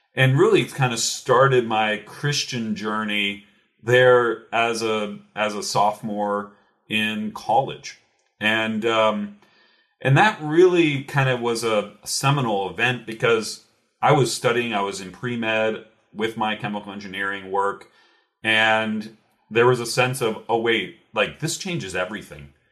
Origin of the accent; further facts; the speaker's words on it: Cincinnati, Ohio, United States; now in Louisville, United States; originally I'm from Cincinnati, Ohio, actually, not too far away from Louisville, Kentucky, where I'm at now